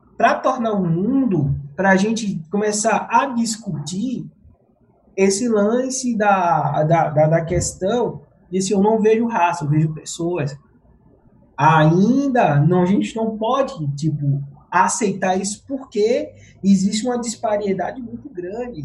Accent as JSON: {"language": "Portuguese", "region": "Pernambuco", "country": "Brazil", "moved": "yes", "lives_now": "São Paulo, Brazil", "said": "eu sou pernambucano, Paraíba não"}